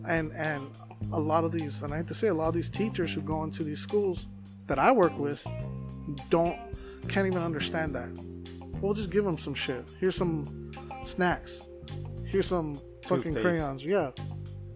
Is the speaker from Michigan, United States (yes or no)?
no; Phoenix, Arizona, United States; I'm from South Phoenix